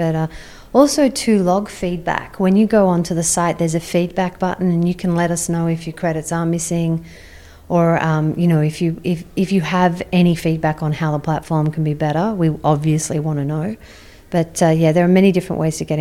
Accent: Sydney, New South Wales, Australia; I'm from Sydney

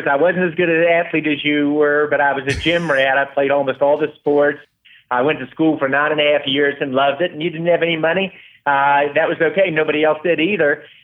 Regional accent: West Virginia, United States; Well, first, I'm very proud of West Virginia. It's a state that I love, really good people.

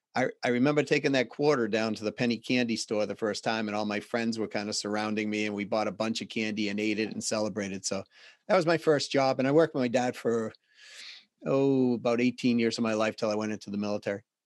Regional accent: Boston, Massachusetts, United States; accent: Boston; my Boston accent

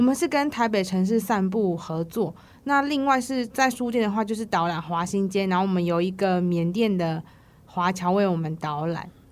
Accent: Taiwan; 我们台湾人

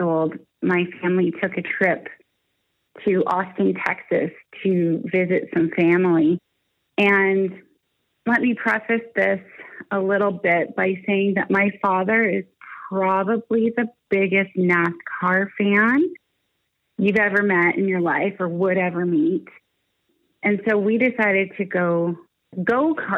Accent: Niagara Falls, Ontario, Canada; also born or lived in Toronto; I was born and raised in Niagara Falls, Ontario, Canada, and that's where I live today

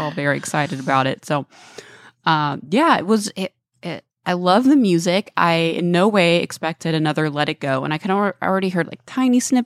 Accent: Texas, United States; now in Los Angeles, United States; We're both from Texas.

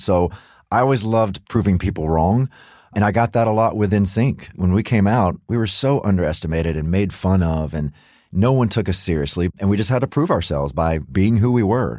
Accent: United States; as an American

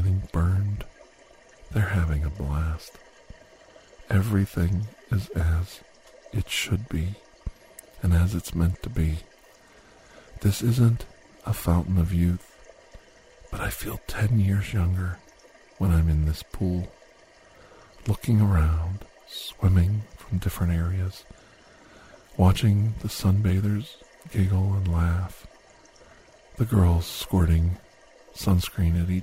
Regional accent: Ohio, United States; I grew up in Ohio

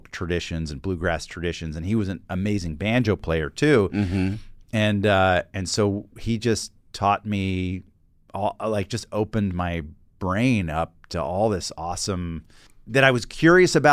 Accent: the South, United States; I got into that music because growing up in the South, I was a little bit of like an an you know an angsty uh, adolescent

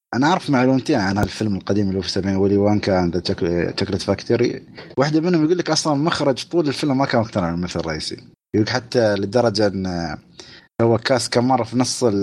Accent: United Arab Emirates; عندنا في الامارات

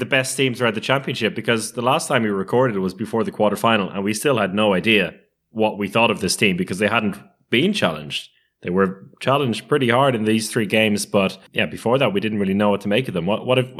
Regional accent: Ireland; I think my experience as an Irish handball international has allowed me to get used to defeat and take it with grace.

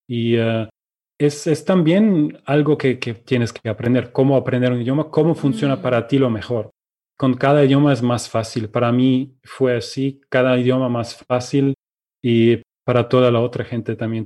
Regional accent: Germany; first language Russian and German; Spanish is a second language; also born or lived in Ukraine; soy de Alemania, em, nací en Ucrania, pero cuando tenía dos años mis, mis padres y yo nos mudamos a Alemania

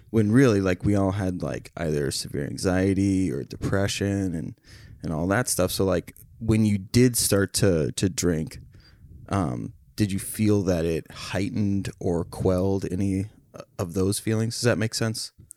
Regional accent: Becker, Minnesota, United States; we grew up in the same town

